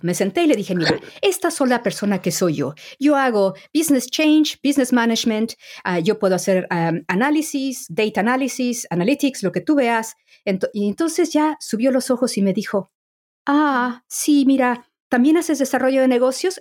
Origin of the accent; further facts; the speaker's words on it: Mexico; moved away as an adult; now in England; soy mexicana